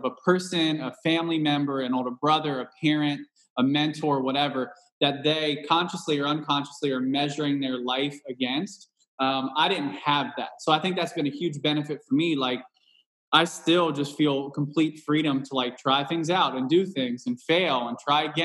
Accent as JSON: {"language": "English", "town": "Cincinnati", "region": "Ohio", "country": "United States", "also_born_or_lived": "Southwest Indiana", "moved": "yes", "said": "I'm from Cincinnati, Ohio, originally"}